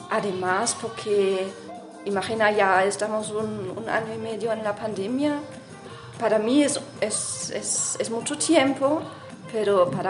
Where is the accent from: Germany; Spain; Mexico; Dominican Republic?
Germany; moved away; soy de Alemania